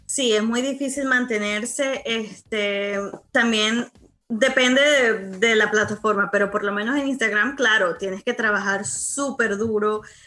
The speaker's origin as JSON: {"language": "Spanish", "country": "Venezuela", "tie": "born or raised there", "moved": "as an adult", "said": "mi infancia, mi vida en Venezuela, porque después del Club de los Tigritos duré fue un año y me vine para acá. Mi infancia, mi adolescencia, mis primeros amores, mi, bachillerato, todo lo pasé"}